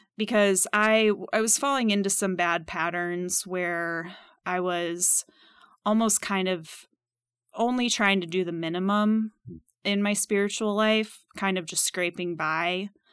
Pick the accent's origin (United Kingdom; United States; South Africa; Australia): United States; Minnesota; moved away as an adult; also born or lived in Purdue University, Indiana; now in Kansas City, United States; I grew up in Minnesota